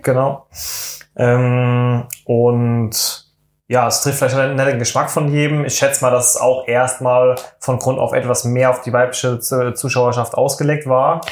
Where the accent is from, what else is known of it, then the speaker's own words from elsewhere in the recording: Germany; wir sind Deutsche